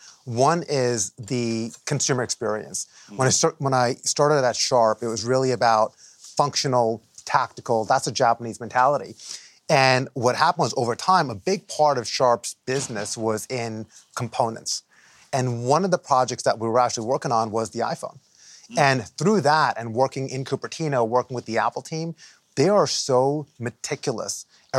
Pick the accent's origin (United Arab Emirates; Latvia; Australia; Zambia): United Arab Emirates; Dubai; now in New Jersey, United States; I immigrated here from the Middle East, from Dubai, okay, in 91 to Jersey, right?